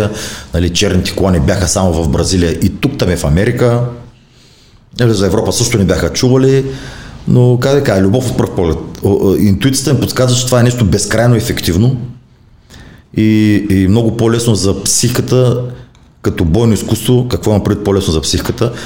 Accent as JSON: {"language": "Bulgarian", "town": "Burgas", "region": "Burgas Province", "country": "Bulgaria", "tie": "born or raised there", "said": "в родния ми град Бургас"}